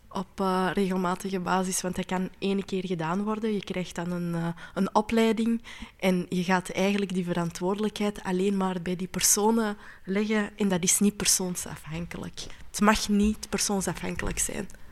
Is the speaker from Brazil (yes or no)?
no; Flanders, Belgium; als vrouw, als Marokkaanse, als Vlaamse, als moslima